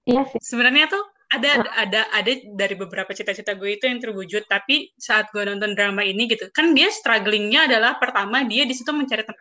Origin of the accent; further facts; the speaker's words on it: Bandung, West Java, Indonesia; moved away as an adult; now in Jakarta, Indonesia; gue itu kan orang Bandung gue ke Jakarta umur 22